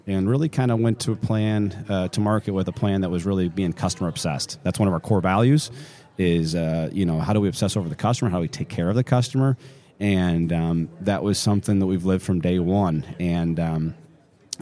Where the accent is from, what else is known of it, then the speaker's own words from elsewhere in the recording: Elkhart, Indiana, United States; born in Elkhart, Indiana, the RV capital of the world. And so, growing up in Elkhart, you're around RVs your whole life.